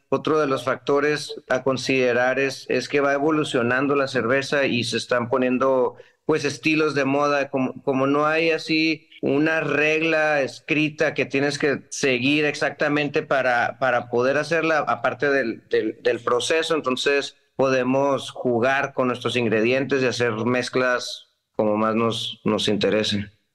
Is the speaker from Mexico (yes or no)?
yes; Ensenada, Baja California, Mexico; yo crecí aquí en Ensenada